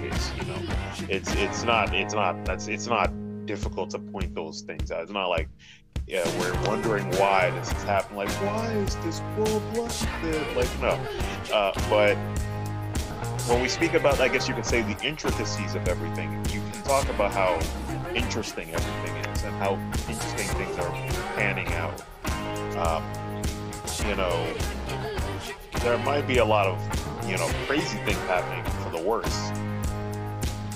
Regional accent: United States; my fellow Americans

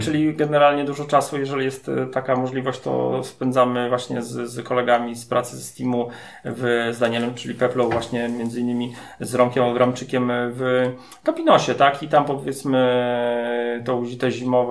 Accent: Masovian Voivodeship, Poland; u nas na Mazowszu

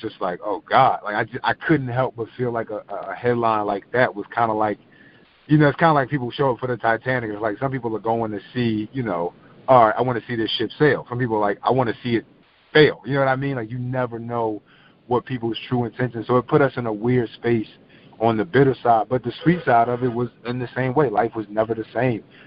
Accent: Philadelphia, Pennsylvania, United States; I'm from South Philly

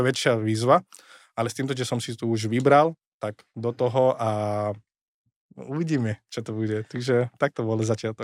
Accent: India; Slovak is a second language; moved away as an adult; also born or lived in Switzerland / London, United Kingdom / Košice, Slovakia; now in Bratislava, Slovakia; som sa narodil v Indii, tam som sa vystal

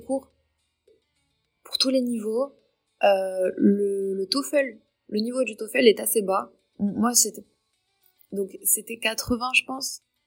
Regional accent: Tangier, Tanger-Tetouan-Al Hoceima, Morocco; moved away as an adult; also born or lived in Paris, France; now in Claremont, United States; je suis marocaine, purement marocaine à 100%, et j'ai vécu au Maroc toute ma vie.

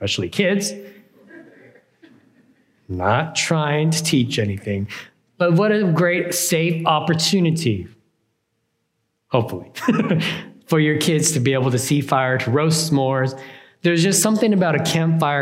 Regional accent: California, United States

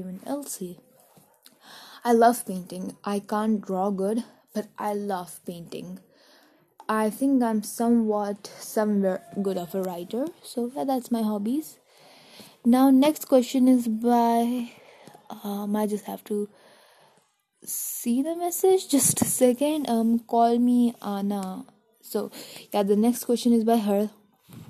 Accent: New Delhi, Delhi, India; I'm from India's capital state, Delhi, New Delhi

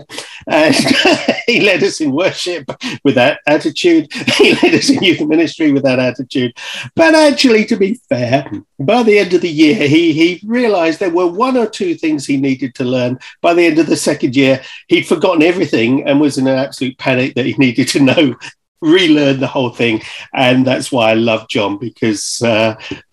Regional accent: London, United Kingdom; also born or lived in Highlands of Scotland; now in Scottish Highlands, United Kingdom; I don't sound Scottish. I'm actually from London

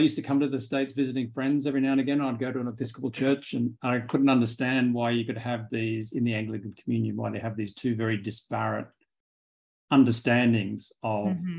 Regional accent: Sydney, New South Wales, Australia; moved away as an adult; now in New York, United States; because I came from Australia to go to seminary in 2011. Mm. And I've been here ever since.

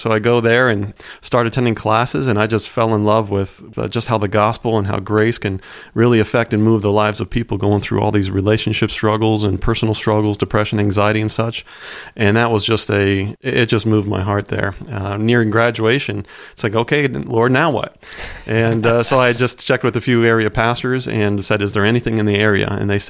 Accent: Connecticut, United States; also born or lived in Pennsylvania; I was born outside Philly and spent my elementary, junior high years in Connecticut attending a public school, then followed by a private school, a small Christian school in Trumbull, Connecticut.

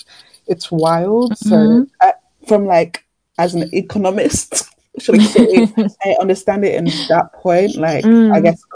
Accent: Nigeria; moved away; I feel like I have to literally start with my hometown. So when I think of helping out, I'm thinking Nigeria.

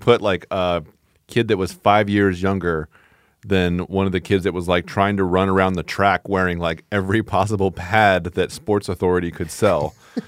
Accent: California, United States; Growing up in Southern California, you know, for the stint that I did, I think infuse it into my brain.

